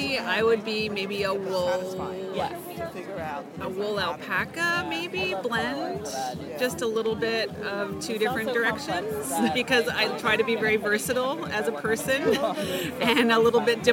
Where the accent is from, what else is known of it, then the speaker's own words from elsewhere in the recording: Hamilton, Ontario, Canada; I'm from Hamilton, Ontario